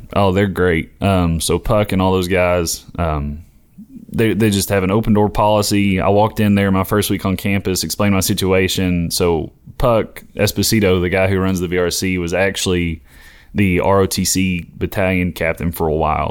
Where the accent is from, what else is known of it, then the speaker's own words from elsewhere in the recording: Knoxville, Tennessee, United States; I'm from Knoxville